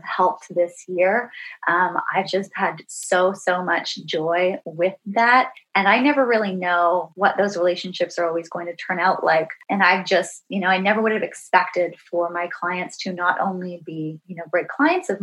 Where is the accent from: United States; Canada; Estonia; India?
Canada; Ontario; I've grew up in Ontario